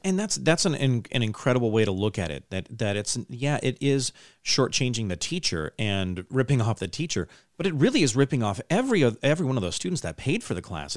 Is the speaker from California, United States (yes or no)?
yes; Pasadena, California, United States; I grew up in Pasadena, California, just south of there, and it's, it's a big city